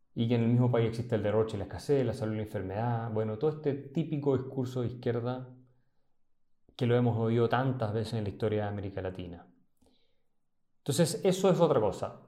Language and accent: Spanish; Chile